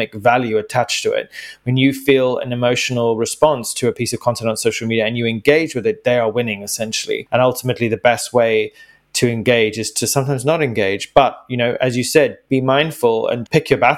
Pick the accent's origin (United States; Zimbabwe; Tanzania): Zimbabwe; my home country of Zimbabwe